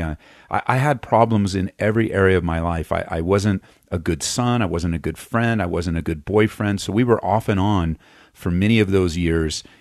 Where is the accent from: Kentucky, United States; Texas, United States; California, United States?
California, United States; Los Angeles; moved away as an adult; now in Aurora, United States; we moved here uh, from Southern California, uh, where I was born and raised just outside of East Los Angeles